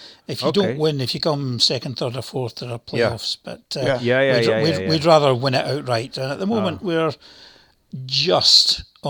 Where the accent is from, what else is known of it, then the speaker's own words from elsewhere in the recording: Dundee, Scotland, United Kingdom; also born or lived in England; now in Livingston, United Kingdom; My mother was Scottish, and I was raised in Scotland, in Dundee, actually